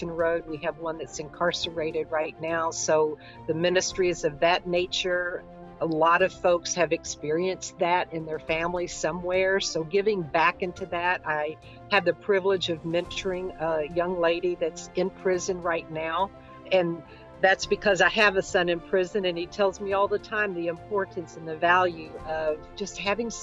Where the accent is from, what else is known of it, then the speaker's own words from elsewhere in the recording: Louisville, Kentucky, United States; I grew up here in Louisville. This is my home